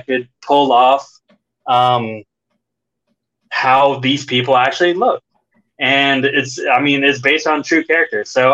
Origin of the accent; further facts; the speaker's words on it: United States; I am from America and I speak English